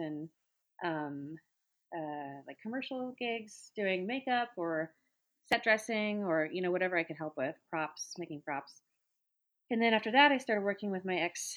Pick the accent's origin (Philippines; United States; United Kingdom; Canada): United States; Oregon; moved away; also born or lived in Texas; I grew up in Oregon